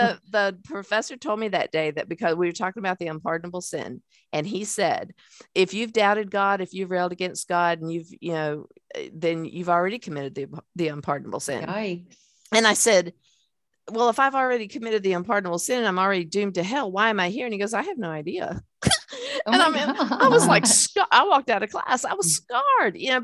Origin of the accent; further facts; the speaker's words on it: the South, United States; I'm from the South